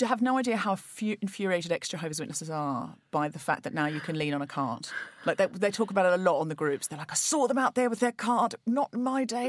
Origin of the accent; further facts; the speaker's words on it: Australia; now in London, United Kingdom; I was brought up Church of England, a perfectly standard, uh, you know, experience as an Australian